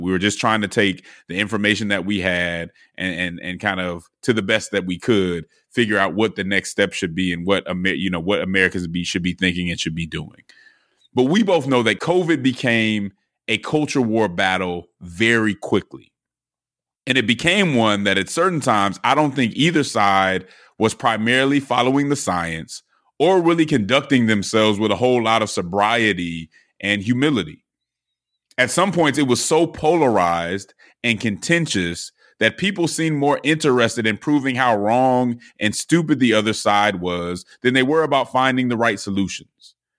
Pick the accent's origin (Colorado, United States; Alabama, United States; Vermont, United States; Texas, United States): Colorado, United States; Denver; I'm from Denver